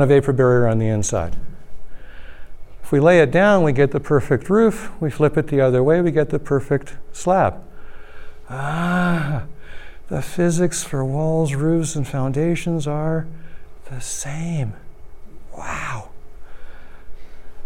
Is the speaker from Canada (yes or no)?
yes; Toronto, Ontario, Canada; moved away; I'm from Toronto originally